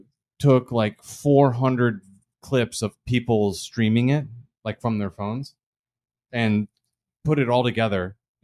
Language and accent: English; Virginia, United States; I was born in Virginia